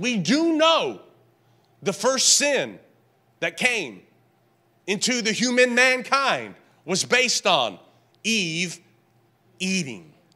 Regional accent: the South, United States; I grew up in the South

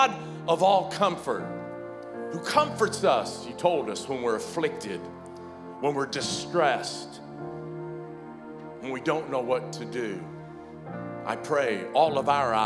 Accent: the South, United States; I grew up in the South

